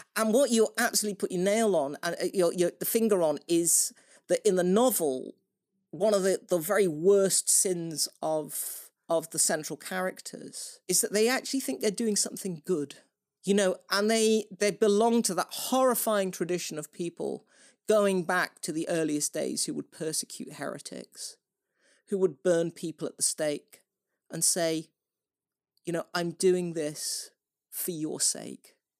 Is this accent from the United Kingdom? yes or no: yes; United Kingdom; I am British